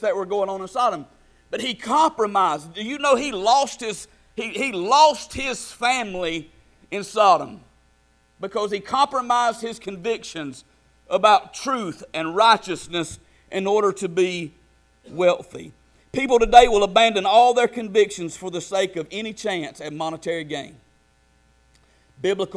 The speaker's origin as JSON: {"language": "English", "country": "United States", "said": "we are as American Christians"}